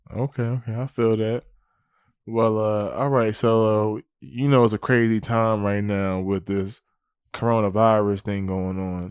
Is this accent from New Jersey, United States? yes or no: yes; Willingboro, New Jersey, United States; I'm from Wellingborough, New Jersey